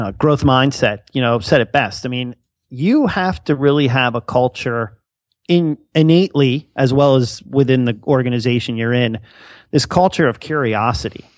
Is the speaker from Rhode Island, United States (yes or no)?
no; Bethlehem, Pennsylvania, United States; I'm actually a local that uh, went to the school. So uh, you know, grew up in in that whole area